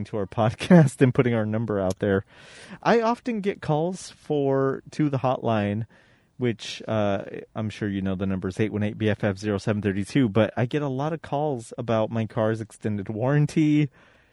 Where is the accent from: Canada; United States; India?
United States; Colorado; moved away; I'm from Colorado